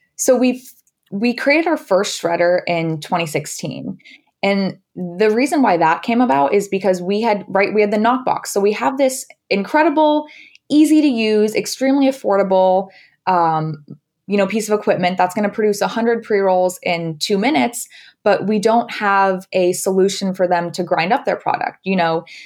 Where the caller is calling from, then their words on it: Los Angeles, California, United States; I am calling in from sunny Los Angeles